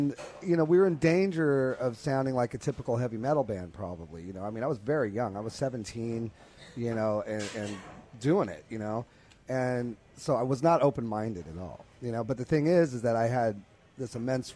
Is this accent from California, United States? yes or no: yes; California, United States; I grew up in California